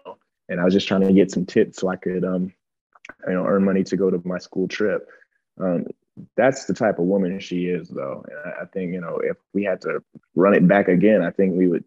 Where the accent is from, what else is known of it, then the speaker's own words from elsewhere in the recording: Akron, Ohio, United States; growing up in Akron, Ohio, you know, in the inner city